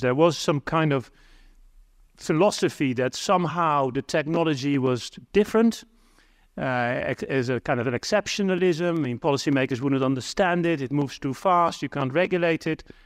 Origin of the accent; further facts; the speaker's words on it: Netherlands; I'm from the Netherlands